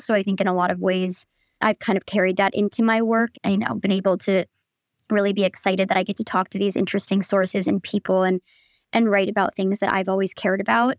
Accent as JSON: {"language": "English", "region": "Michigan", "country": "United States", "also_born_or_lived": "Chicago", "moved": "as an adult", "lives_now": "New York, United States", "said": "from Michigan, but went to school in Chicago"}